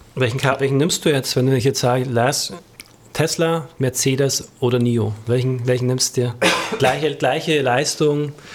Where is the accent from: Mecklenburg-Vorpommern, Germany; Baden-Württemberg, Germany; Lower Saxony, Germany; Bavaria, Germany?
Bavaria, Germany; als Bayer